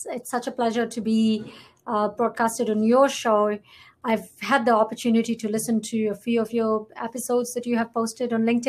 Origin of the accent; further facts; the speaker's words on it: Fiji; moved away as an adult; now in Canada; I am from Fiji, very proudly born and raised there.